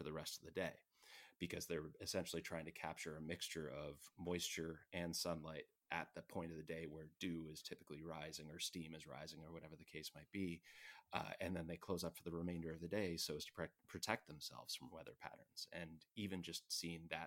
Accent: Toronto, Ontario, Canada; moved away as an adult; now in California, United States; as a Canadian

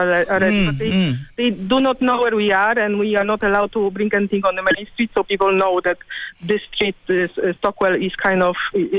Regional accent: Poland; English is a second language; moved away as an adult; now in Ireland; I'm Polish originally.

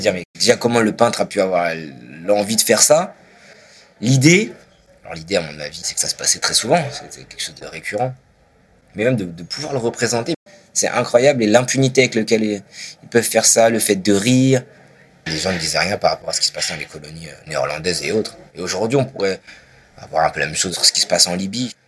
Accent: France; en tant que Français

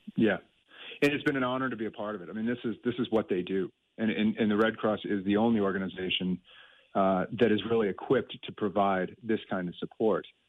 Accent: United States; now in Ireland; I'm from the states, and I've lived here for a long time

